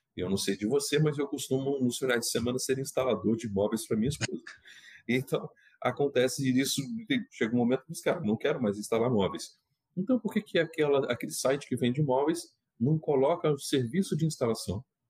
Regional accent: Minas Gerais, Brazil; eu sou mineiro

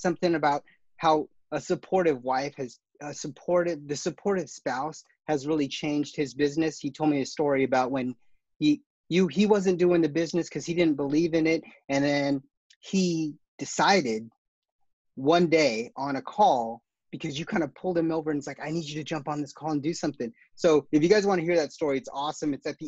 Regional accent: Guam; So I'm from Guam

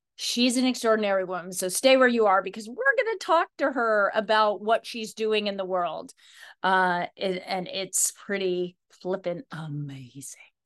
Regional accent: Idaho, United States; I grew up in Idaho, so wild horses were always kind of they were kind of in the, in the backdrop of our lives

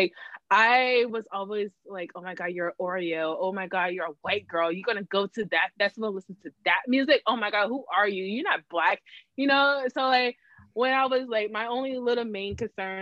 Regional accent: Florida, United States; moved away; in my town, there, like my hometown

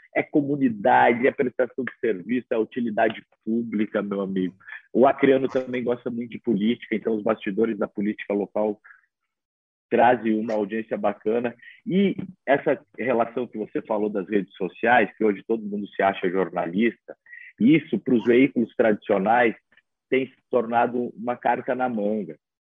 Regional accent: Santa Catarina, Brazil; also born or lived in Mato Grosso do Sul; now in Acre, Brazil; eu sou catarinense, passei pelo Mato Grosso do Sul

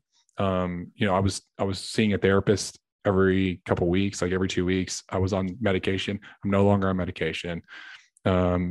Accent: Clarksville, United States; now in Dallas, United States; I live in outside Dallas, and I'm from Clarksville, where my family's from

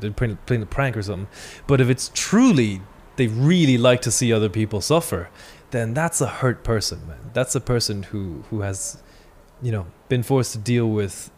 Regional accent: China; moved away; the way I was raised in China as a kid

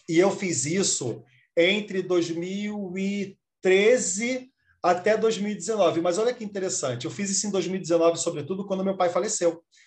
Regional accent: Brazil; also born or lived in Rio de Janeiro; eu sou brasileiro

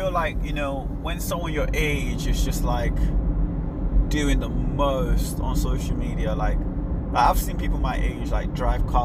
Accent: Nigeria; I'm Nigerian

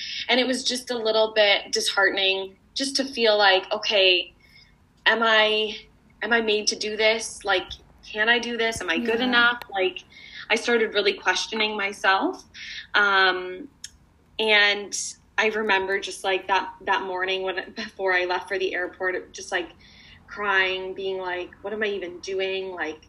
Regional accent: London, United Kingdom; I actually had a show in my hometown of London.

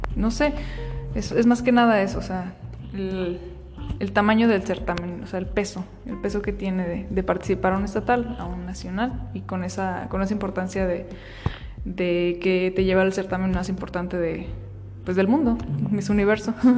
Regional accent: Michoacán, Mexico; resulté ser reina de fiestas patrias de, mi pueblo

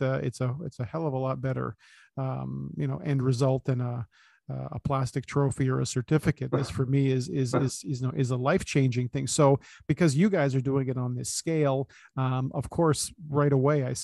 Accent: Toronto, Ontario, Canada; I was born and raised in East Side of Scarborough, literally on the border of North York and Scarborough.

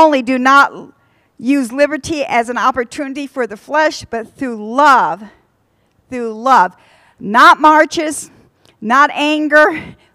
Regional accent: United States; we are American citizens

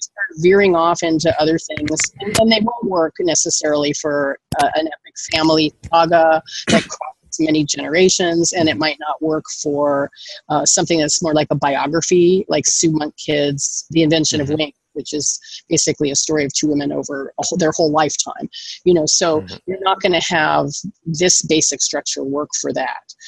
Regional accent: Los Angeles, California, United States; I grew up in Los Angeles with a screenwriter, producer, mother.

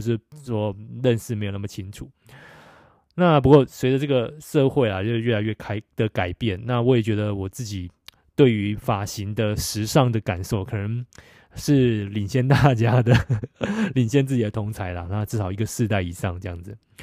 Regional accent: Taiwan; 到澳洲打工，韩国同事知道我是台湾人后说

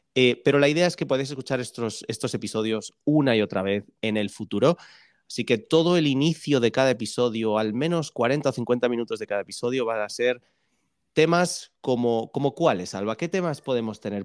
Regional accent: Buenos Aires, Argentina; soy de Buenos Aires, Argentina.

